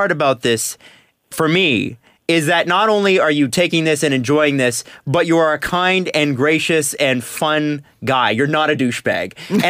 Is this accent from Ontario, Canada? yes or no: yes; Toronto, Ontario, Canada; I'm from Scarborough originally.